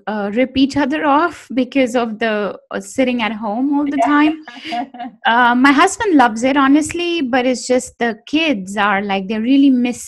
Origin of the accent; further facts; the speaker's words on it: India; moved away as an adult; also born or lived in London, United Kingdom / Paris, France / Switzerland; now in New York, United States; I'm from India originally, and I hadn't really explored the other cities around